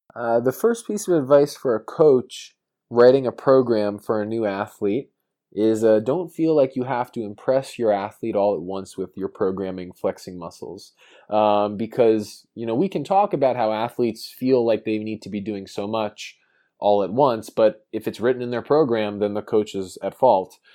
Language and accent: English; New York, United States; I grew up in New York